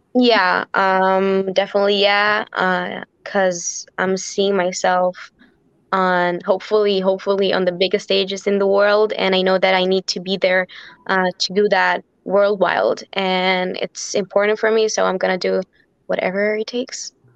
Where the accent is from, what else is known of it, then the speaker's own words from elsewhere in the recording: Israel; growing up in Israel